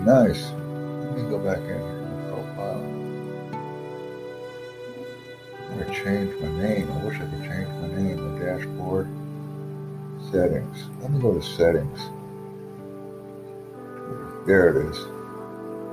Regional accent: United States; I'm from the United States

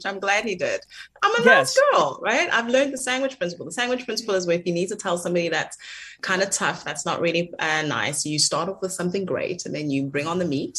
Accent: South Africa; as a South African

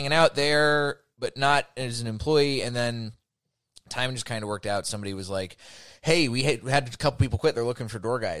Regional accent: Dallas, Texas, United States; I'm from Dallas, blah, blah, blah.

